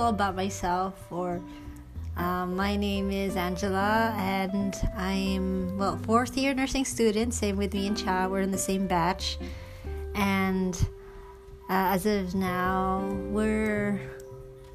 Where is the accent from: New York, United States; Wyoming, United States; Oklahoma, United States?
New York, United States; New York City; born or raised there; first language English; moved away as an adult; now in Philippines